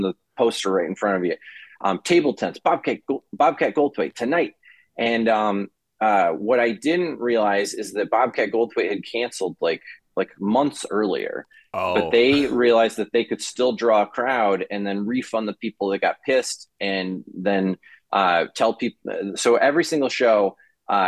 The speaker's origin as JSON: {"language": "English", "town": "Janesville", "region": "Wisconsin", "country": "United States", "tie": "born or raised there", "also_born_or_lived": "Minnesota", "moved": "as an adult", "said": "I grew up in Wisconsin"}